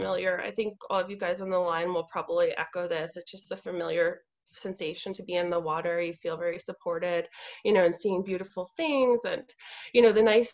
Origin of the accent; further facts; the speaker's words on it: New York City, New York, United States; I'm from New York City